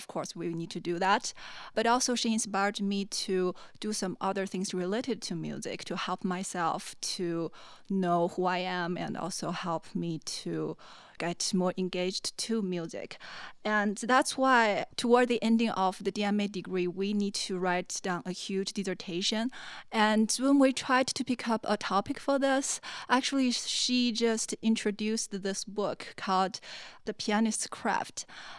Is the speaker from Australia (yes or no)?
no; China; moved away as an adult; now in Cleveland, United States; Well, I was born in China and growing up in China, so I guess that's explain why I know a lot of like Chinese people. And then I came here actually to Cleveland, Ohio, did my master degree, and then here.